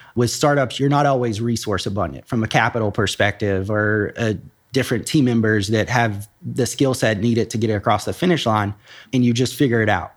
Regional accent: Nashville, Tennessee, United States; moved away as an adult; now in Columbus, United States; I grew up in Nashville, Tennessee

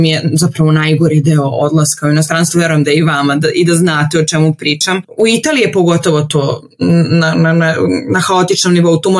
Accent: Serbia; also born or lived in Venice, Italy; kod nas u Srbiji

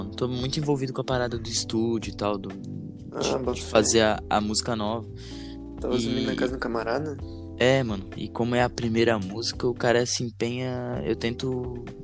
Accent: Florianópolis, Santa Catarina, Brazil; eu sou um, tomara Deus, futuro trapstar. agora começando a trabalhar com meu pai. E eu sou daqui de, de Floripa, sempre morei por aqui, pá.

